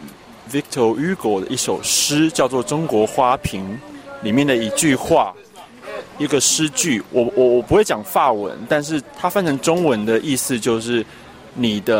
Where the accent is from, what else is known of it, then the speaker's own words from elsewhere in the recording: Taiwan; 那我是来自台湾的艺术家，但是近几年就是在台北跟德国的柏林发展。